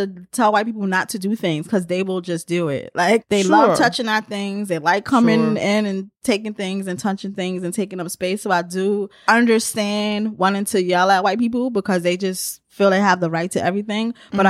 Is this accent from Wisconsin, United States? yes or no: no; New York, United States; because I know that I've been doing it as a New Yorker.